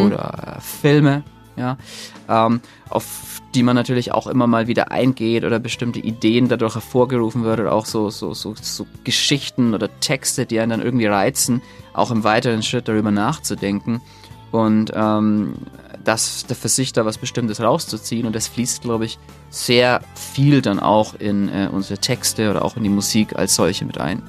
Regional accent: Nuremberg, Bavaria, Germany; moved away; Wir, wir kommen ja ursprünglich aus Nürnberg, auch wenn wir inzwischen so ein bisschen verteilt sind und eigentlich kaum jemand so richtig mehr in Nürnberg lebt. Ähm, aber Nürnberg ist natürlich, verbinde ich schon mit Familie und Freunden und äh, Heimat

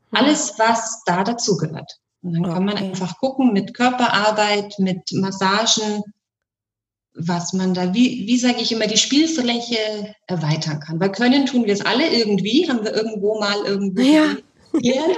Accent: Bavaria, Germany; bei uns in Bayern

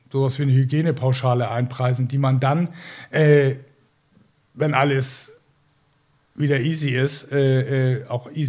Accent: Northern Germany, Germany; das können wir uns hier als, als Norddeutsche ist ja easy

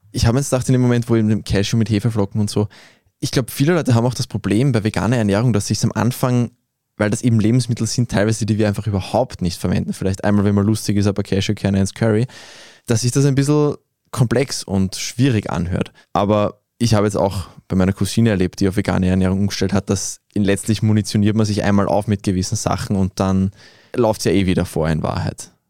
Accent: Vienna, Austria; wir als Wiener, die in einer doch relativ grünliberalen Bubble leben

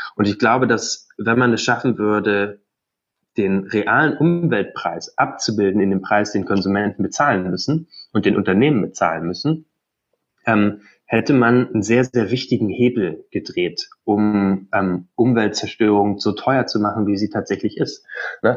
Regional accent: Brandenburg, Germany; Also ich komme aus Brandenburg, ähm, bin da groß geworden, meine Eltern leben da immer noch

